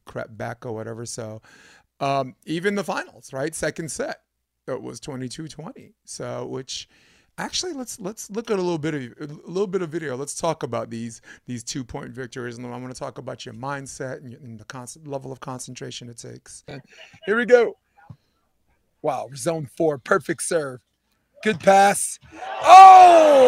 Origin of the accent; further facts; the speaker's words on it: New York, United States; I'm from New York